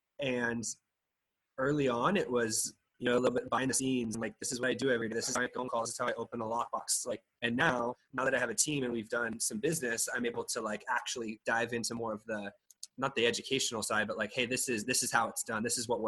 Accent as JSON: {"language": "English", "town": "Sacramento", "region": "California", "country": "United States", "moved": "as an adult", "lives_now": "San Diego, United States", "said": "I'm from Sacramento. I moved down to San Diego for a job opportunity years ago."}